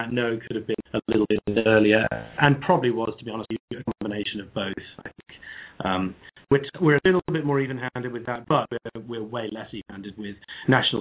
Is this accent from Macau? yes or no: no; England, United Kingdom; I'm a Brit, as you can hear from my voice